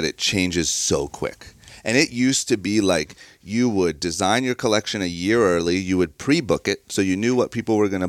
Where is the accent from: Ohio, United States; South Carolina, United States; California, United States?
Ohio, United States; Akron; moved away as an adult; now in Los Angeles, United States; where I grew up in Ohio, you don't have access to anything cool